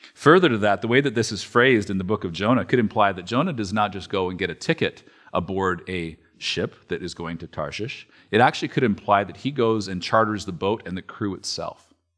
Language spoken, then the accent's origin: English; Alberta, Canada; moved away; I am from Alberta